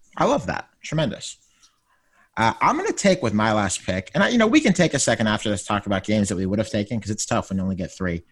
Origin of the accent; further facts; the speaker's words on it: Pittsburgh, Pennsylvania, United States; moved away as an adult; now in Washington, D.C., United States; I am from Pittsburgh